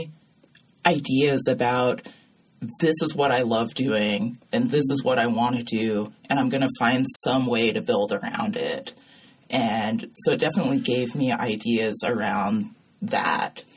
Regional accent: Seattle, Washington, United States; moved away as an adult; also born or lived in Virginia; now in San Francisco Bay Area, United States; I was born in Virginia, but I grew up in Seattle

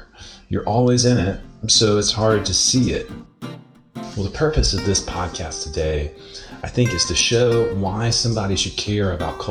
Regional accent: United States; now in Mostar, Bosnia and Herzegovina; my home country

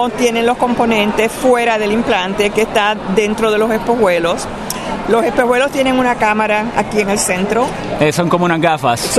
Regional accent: Morovis, Puerto Rico; Soy de Morovis, encantada de ayudarlos y poder pasar la información.

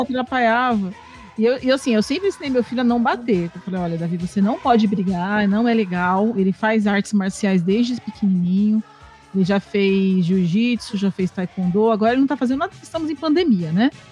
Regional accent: Poá, São Paulo, Brazil; no meu bairro, lá que eu cresci em Poá

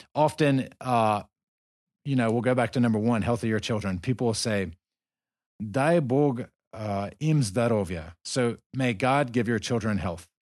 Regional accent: the South, United States; moved away as an adult; I'm from the South

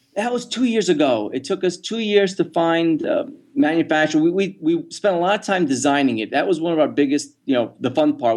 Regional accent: New York, United States; moved away; I was from New York

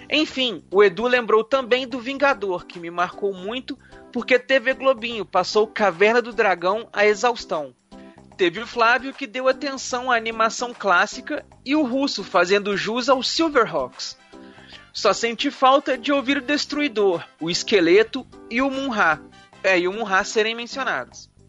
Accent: Mogi Mirim, São Paulo, Brazil; Olá pessoal do MachineCast … tenho 21 anos e sou de Mogi Mirim, São Paulo.

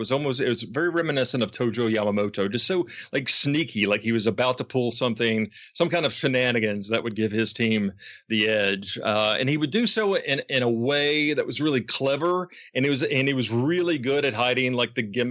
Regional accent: Memphis, Tennessee, United States; now in Los Angeles, United States; my hometown of Memphis, Tennessee

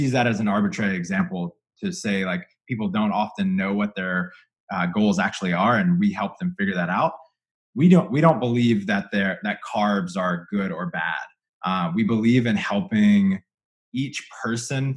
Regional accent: Louisiana, United States; moved away; I come from Louisiana where there's not a keto thing for 500 miles

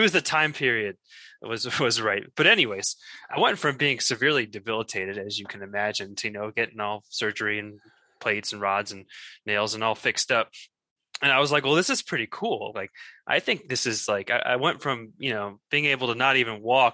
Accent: Stamford, Connecticut, United States; now in Colorado Springs, United States; So I grew up in Connecticut, in Stamford, Connecticut, tri-state area

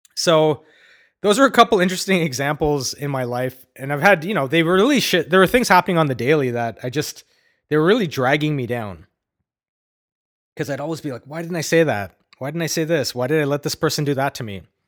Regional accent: Ottawa, Ontario, Canada; growing up in Ottawa, great place by the way

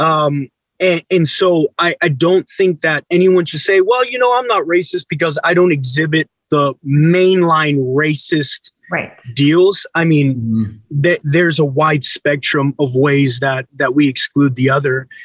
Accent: San Antonio, Texas, United States; I grew up in San Antonio, two hours from the Mexican border

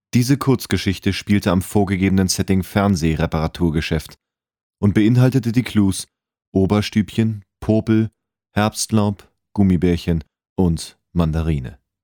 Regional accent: Hamburg, Germany; now in Bühl, Germany; gebürtiger Hamburger, lebe aber zurzeit im wunderschönen Bühl im Badener Land

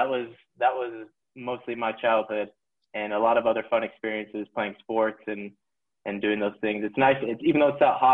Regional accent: Las Vegas, Nevada, United States; moved away as an adult; now in Utah, United States; So I grew up in Las Vegas, Nevada, sunny Las Vegas.

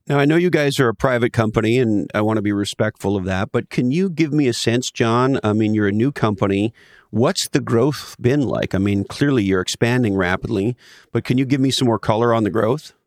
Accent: Ontario, Canada; moved away; I grew up in Canada

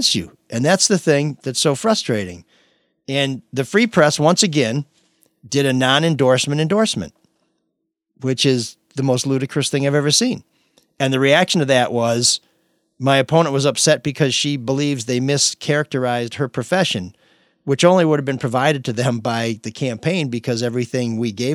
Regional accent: Grosse Pointe, Michigan, United States; now in Detroit, United States; I grew up in Grosse Pointe. Haven't been there since 1985

